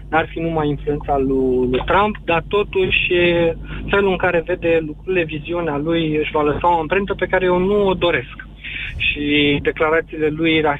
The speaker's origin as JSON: {"language": "Romanian", "country": "Romania", "said": "Adică eu, ca român, m-aș simți mult mai confortabil dacă la conducerea Statelor Unite ar fi un republican"}